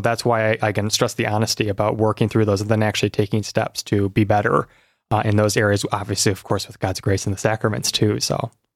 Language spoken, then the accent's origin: English; South Lyon, Michigan, United States; also born or lived in Washington, D.C.; I've grown up here in Michigan, as you've said, in South Lyon, so not too far from here